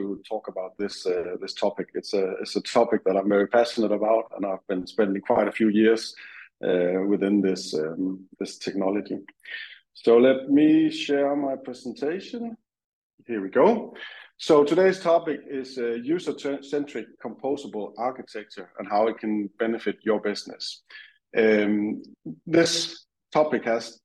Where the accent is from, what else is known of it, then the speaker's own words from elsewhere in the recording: Denmark; moved away as an adult; now in United Kingdom; I'm from Denmark. I moved to UK some 3.5 years ago now with my family, just before COVID